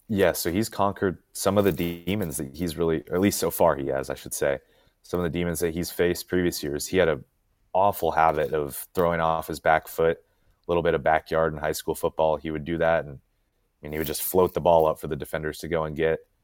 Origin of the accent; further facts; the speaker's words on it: Montana, United States; moved away as an adult; now in Auburn, United States; I'm originally from Montana